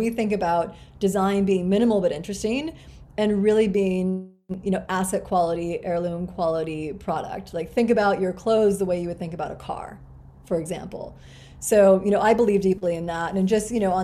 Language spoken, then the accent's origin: English; Grinnell, Iowa, United States; I was born in Grinnell, Iowa, which is this tiny liberal arts college town in the middle of Iowa.